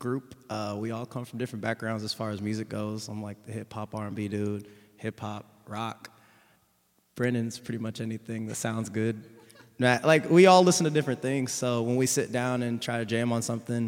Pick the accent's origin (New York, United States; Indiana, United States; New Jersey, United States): Indiana, United States; Indianapolis; now in Bloomington, United States; I'm from Indianapolis